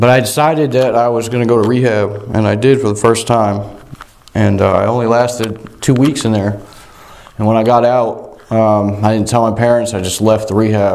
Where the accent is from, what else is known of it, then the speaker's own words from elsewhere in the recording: Vermont, United States; also born or lived in South Royalton, Vermont; I grew up in Vermont.